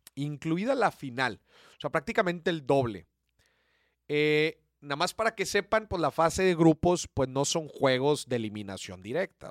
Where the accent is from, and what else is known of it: Mexico